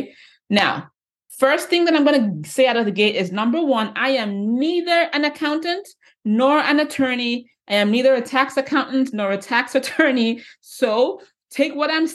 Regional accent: Nigeria; moved away; growing up back in Nigeria, I grew up in Nigeria

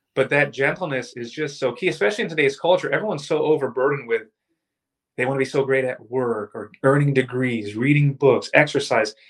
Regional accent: Orlando, Florida, United States; I'm from Orlando

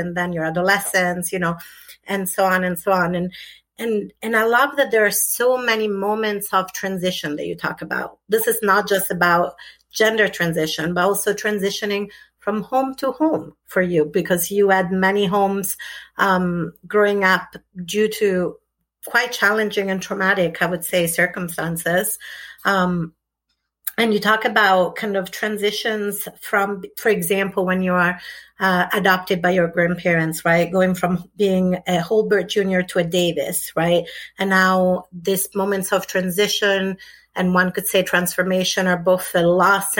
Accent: Italy; moved away; I was brought up in Italy, completely different country at a different time

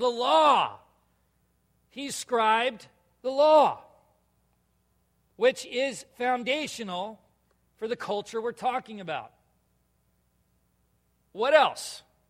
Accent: California, United States; now in Minnesota, United States; Yeah, only the other Californian guy here. I'm a Minnesotan, though. I'm not a Californian anymore.

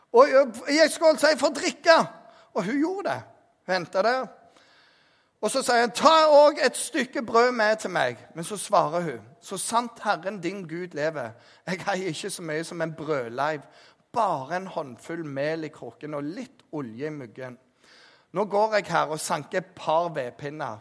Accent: Jæren, Rogaland, Norway; jeg er jærbu

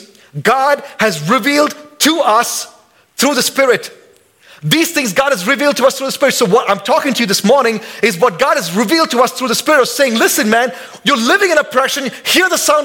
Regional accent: India; now in Boise, United States; I'm an American citizen, but I'm still an Indian. I still got my head nod, and I still got my accent

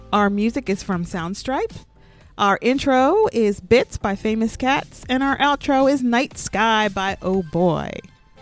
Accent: United States; moved away as an adult; now in Cairo, Egypt; I am an American

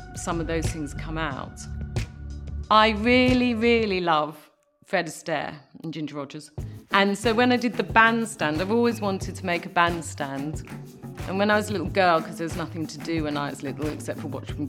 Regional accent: London, United Kingdom; I'm a Londoner, I've come from London all my life

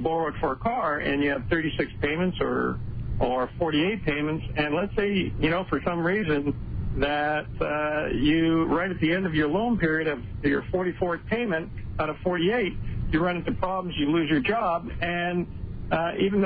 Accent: Canada; moved away as an adult; also born or lived in Calgary; now in United States; My background is I'm Canadian as well

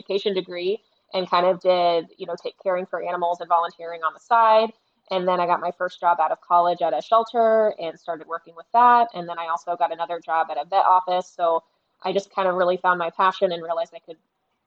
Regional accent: Grove City, Ohio, United States; moved away as an adult; now in Naples, United States; I am originally from Grove City, Ohio

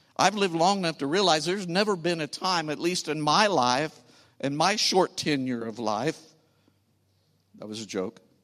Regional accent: St. Louis, Missouri, United States; we are from Saint Louis, the other city in, in Missouri

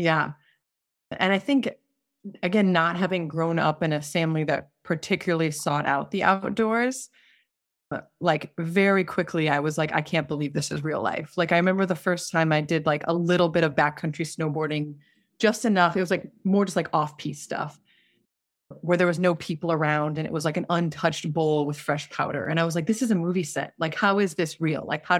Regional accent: California, United States; So I grew up in Southern California, kind of moved all over, but by junior high, I was in Southern California in a very not outdoorsy family.

